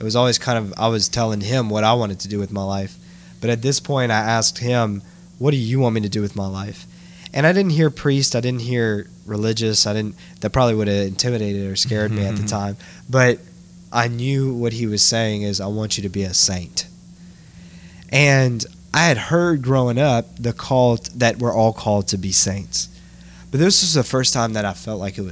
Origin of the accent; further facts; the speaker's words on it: Lafayette, Louisiana, United States; I grew up in Lafayette, Louisiana. My family's from Kaplan